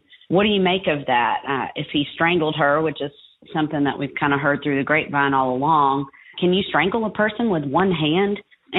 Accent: Atlanta, Georgia, United States; now in Leesburg, United States; I'm from the Atlanta area, and I live in Leesburg, Georgia now.

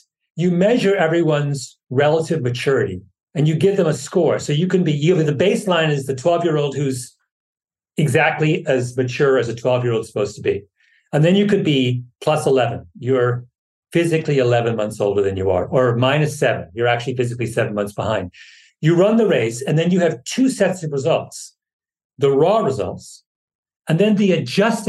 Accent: Ontario, Canada; moved away; also born or lived in New York; when I was growing up in Canada in the 70s

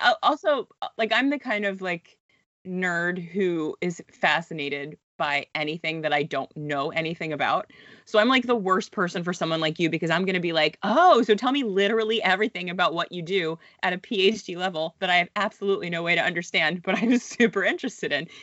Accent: United States; moved away as an adult; now in Halifax, Canada; I am an American who tried to move to Canada

